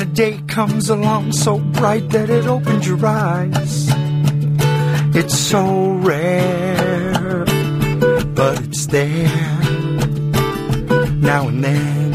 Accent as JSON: {"language": "English", "region": "New Jersey", "country": "United States", "accent": "New Jersey", "said": "my New Jersey accent"}